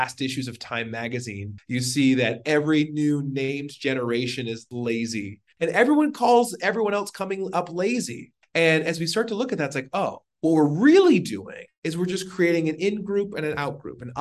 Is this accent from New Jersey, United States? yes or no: no; Washington, United States; now in Arizona, United States; born and raised in Washington and live in Arizona